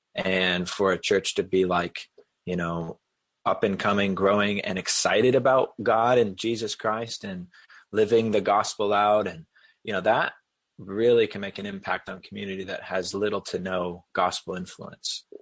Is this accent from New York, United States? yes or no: no; New Hampshire, United States; also born or lived in Boston area / South Carolina; I grew up in New Hampshire